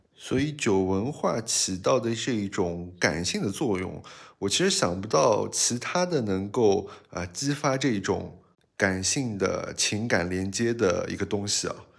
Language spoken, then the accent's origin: Chinese; China; 我们中国人还是一个比较含蓄